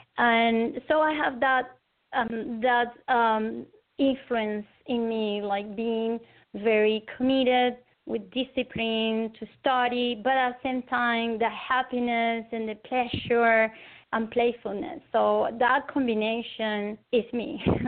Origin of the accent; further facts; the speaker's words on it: Rio de Janeiro, Brazil; English is a second language; also born or lived in Caracas, Venezuela / United States / Argentina; now in Venezuela; I was born in Caracas, Venezuela, but I was raised in Rio de Janeiro in Brazil. And then after that, I returned to Venezuela, and then I studied in United States, in Argentina